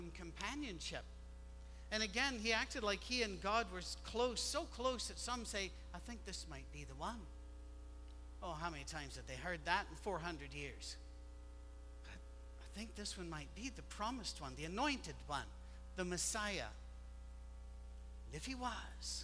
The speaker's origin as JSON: {"language": "English", "region": "Scotland", "country": "United Kingdom", "moved": "yes", "said": "we're Scottish"}